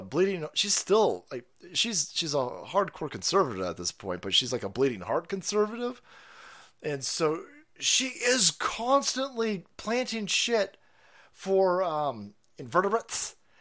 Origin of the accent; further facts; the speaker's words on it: Florida, United States; I'm from Florida